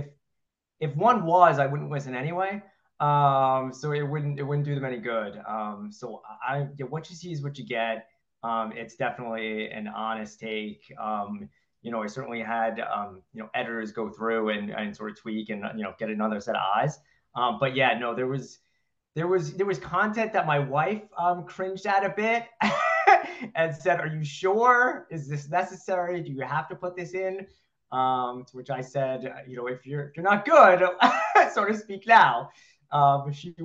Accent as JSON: {"language": "English", "town": "New York City", "region": "New York", "country": "United States", "tie": "born or raised there", "moved": "yes", "lives_now": "Massachusetts, United States", "said": "I grew up, though, in Queens, New York, so just outside of Manhattan."}